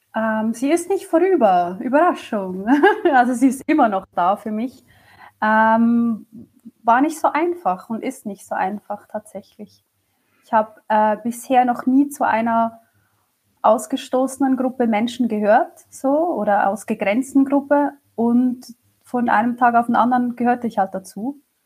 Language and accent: German; Switzerland; ich komme aus der Schweiz